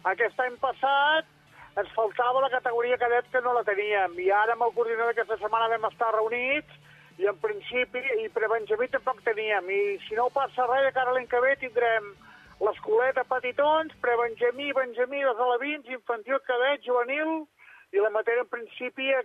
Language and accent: Catalan; Sabadell, Catalonia, Spain; mira, jo sóc de Sabadell.